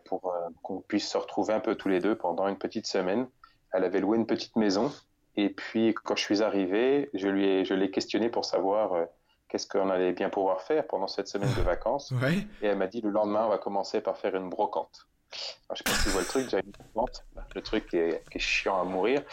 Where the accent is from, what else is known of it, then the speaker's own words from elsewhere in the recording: Bourges, Centre-Val de Loire, France; je suis né en région centre, vraiment euh, proche d'une petite ville qui s'appelle Bourges